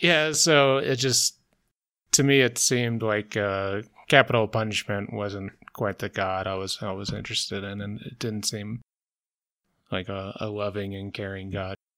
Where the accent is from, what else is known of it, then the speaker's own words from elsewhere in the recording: the South, United States; I grew up in the South, I went to Methodist Church